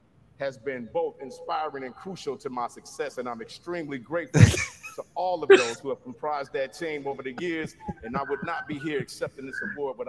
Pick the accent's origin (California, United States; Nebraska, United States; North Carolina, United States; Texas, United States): California, United States; Compton; as a teenager growing up in Compton.